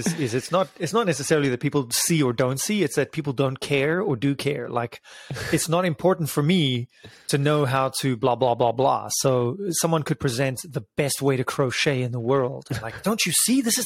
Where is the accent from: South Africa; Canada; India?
South Africa; moved away as an adult; also born or lived in United Kingdom; I'm originally from South Africa, moved to the UK when I was 20